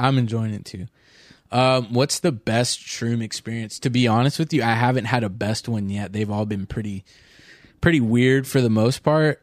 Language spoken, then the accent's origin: English; Orange County, California, United States; I'm from Orange County